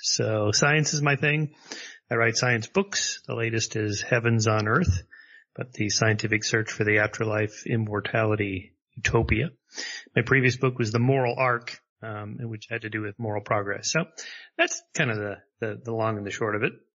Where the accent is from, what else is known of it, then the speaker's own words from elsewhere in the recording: La Crescenta, California, United States; I was raised in La Crescenta area and, uh, sort of a suburb of Los Angeles